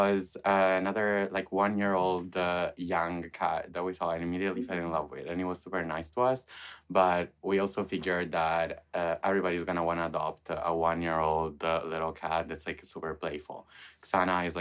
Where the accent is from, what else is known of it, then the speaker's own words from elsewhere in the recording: Italy; moved away as an adult; now in Diemen, Netherlands; I'm an Italian chef, and we live in Dieman